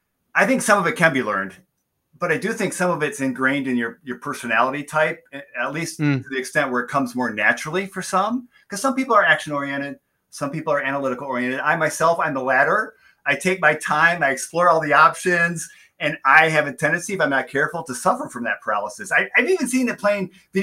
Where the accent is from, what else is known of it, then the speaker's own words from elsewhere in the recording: Southeast Michigan, United States; also born or lived in Flint, Michigan; growing up here in Southeast Michigan, the heart of the automotive industry